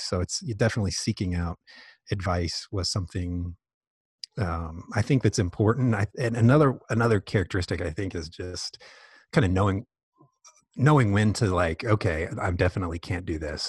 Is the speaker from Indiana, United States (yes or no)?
yes; Indianapolis, Indiana, United States; moved away as an adult; also born or lived in Dallas, Texas; now in Lexington, United States; I grew up mainly in Indianapolis